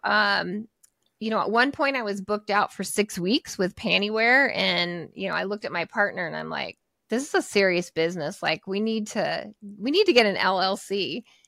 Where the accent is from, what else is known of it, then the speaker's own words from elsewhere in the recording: Portland, Oregon, United States; I'm in Portland, Oregon, so I grew up here in the Pacific Northwest.